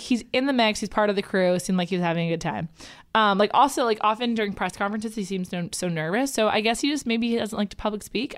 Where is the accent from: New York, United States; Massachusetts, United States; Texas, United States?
New York, United States; I'm from New York.